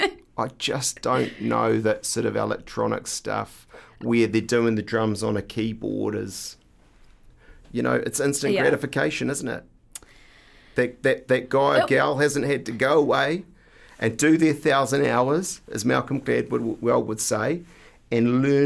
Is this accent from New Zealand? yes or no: yes; New Zealand; We're Kiwis.